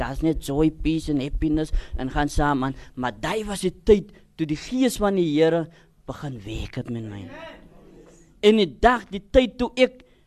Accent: Cape Town, Western Cape, South Africa; ek is gebore in die Kaap

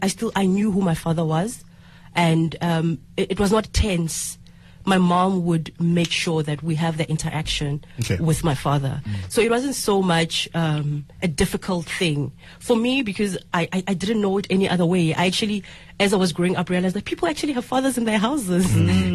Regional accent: Nkomo, outskirts of Tzaneen, Limpopo, South Africa; I come from Nkomo on the outskirts of Zinin

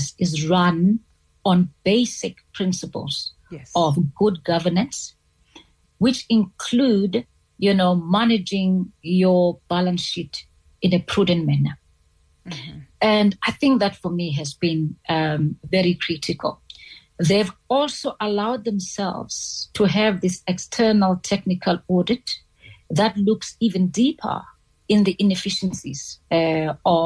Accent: South Africa; as a South African

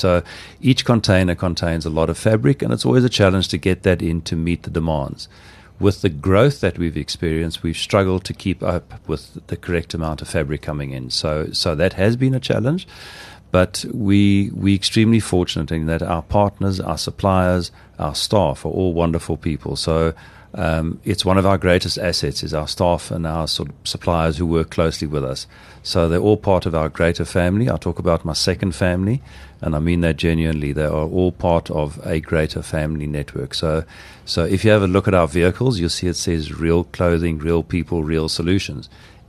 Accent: Nelspruit, Mpumalanga, South Africa; Okay, so in Nelspruit, and we were born and bred in Nelspruit. This is where our roots are, and we will never move from Nelspruit. We love the Laeveld.

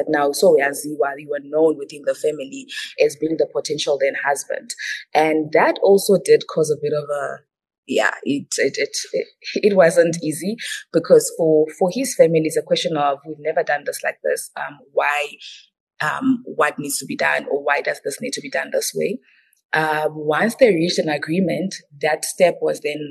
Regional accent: Zimbabwe; I'm mainly Ndebele from Zimbabwe

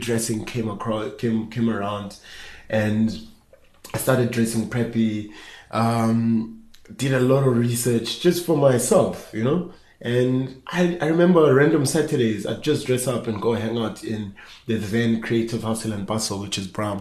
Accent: Johannesburg, Gauteng, South Africa; growing up in Soweto, Johannesburg

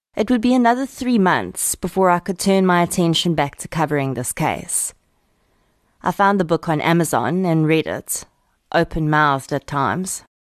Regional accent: Boksburg, Gauteng, South Africa; also born or lived in Kempton Park; I'm an old East Rand girl myself, having been born and raised in Boksburg in Kemptonpark.

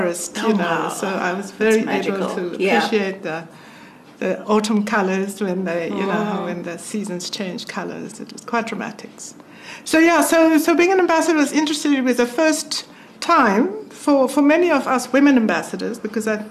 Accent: Kimberley, Northern Cape, South Africa; we grew up in Kalashiwe village in Kimberley

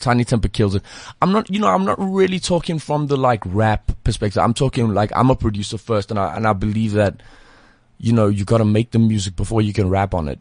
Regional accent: South Africa; also born or lived in Leeds (family ancestry); they just don't believe that we're from here

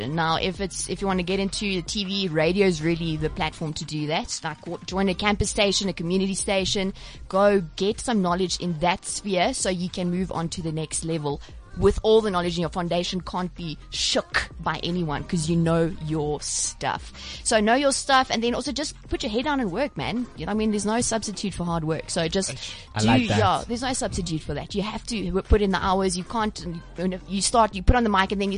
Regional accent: Hogsback, Eastern Cape, South Africa; first language Afrikaans; English is a second language; moved away as an adult; also born or lived in East London / Stellenbosch; now in Cape Town, South Africa; I grew up in Hogsback, a little town in the Eastern Cape

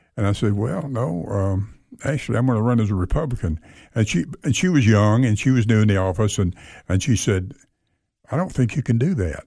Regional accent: Athens, Tennessee, United States; moved away as an adult; also born or lived in Sweetwater, Tennessee; now in Cookeville, United States; I was born in Sweetwater, Tennessee

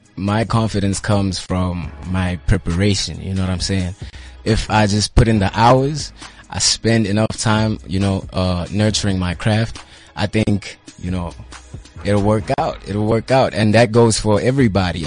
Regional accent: Butterworth, Eastern Cape, South Africa; I hail from Eastern Cape, uh, yeah. uh, Butterworth.

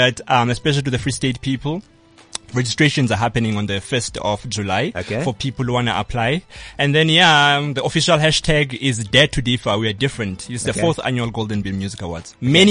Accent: Eastern Cape, South Africa; born there; now in Bloemfontein, South Africa; I was born in Eastern Cape, you understand? And okay. Then I'm studying there in Bloem.

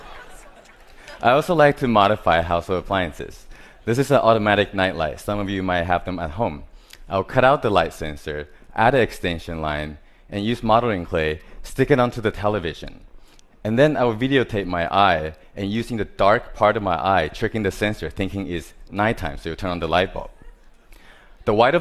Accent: Taiwan; I was born in Taiwan

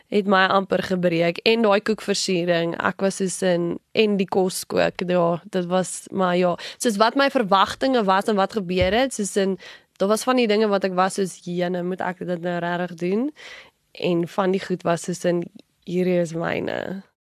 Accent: Pretoria, Gauteng, South Africa; van Pretoria, gebore hierso grootgeword ook in Pretoria.

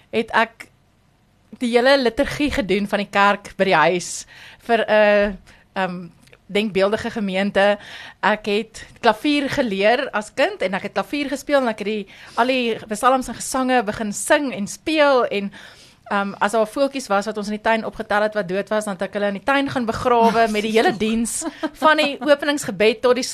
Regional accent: Pretoria, Gauteng, South Africa; hier ek het hier groot geword, ek is hier getroud, ek het my kinders hier gehad, so ek is 'n opregte Pretoriaaner.

